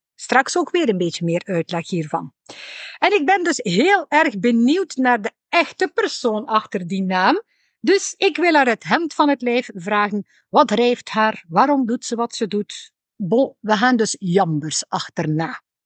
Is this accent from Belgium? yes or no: yes; West Flanders, Belgium; accent: West Flemish